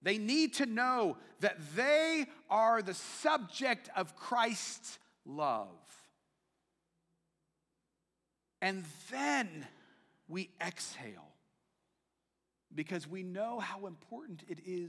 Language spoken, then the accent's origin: English; United States; As an American